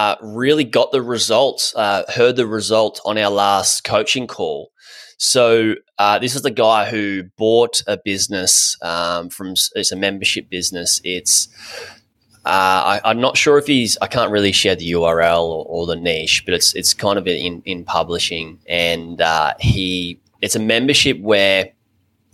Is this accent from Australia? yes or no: yes; Australia; I'm from Australia